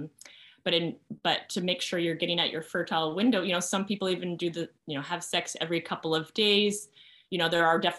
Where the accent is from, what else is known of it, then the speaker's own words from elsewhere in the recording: Canada; partly being Canadian